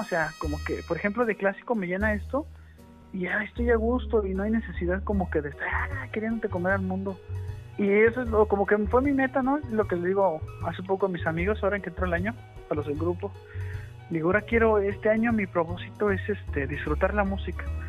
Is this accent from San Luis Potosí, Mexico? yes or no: yes; San Luis Potosí, Mexico; Acá nosotros también el norteño en San Luis Potosí es muy somos norteños